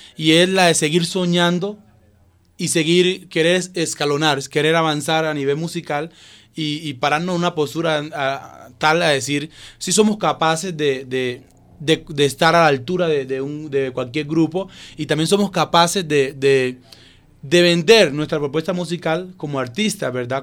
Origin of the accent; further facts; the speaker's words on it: Tagachí, Chocó, Colombia; moved away; Yo soy de Tagachi y también eh, soy desplazado